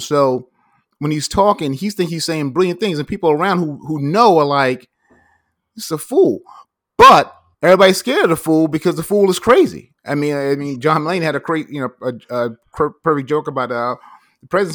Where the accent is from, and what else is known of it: United States